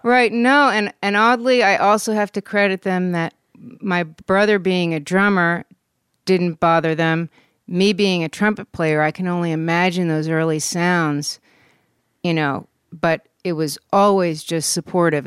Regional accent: West Orange, New Jersey, United States; moved away as an adult; also born or lived in Germany / New York City / Taos, New Mexico / New Orleans; now in Los Angeles, United States; I was born in Germany, but I grew up in New Jersey, West Orange, New Jersey.

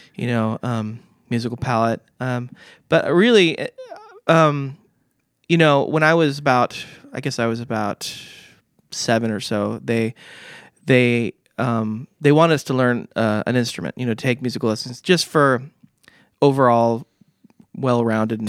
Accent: Vista, California, United States; I grew up in Vista

